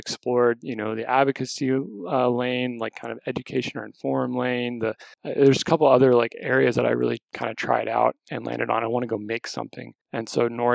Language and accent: English; Texas, United States; moved away; also born or lived in California; I born and raised in Texas.